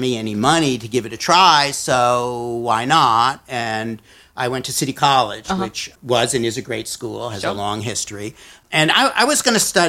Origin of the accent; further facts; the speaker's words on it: New York City, New York, United States; As a kid growing up in Brooklyn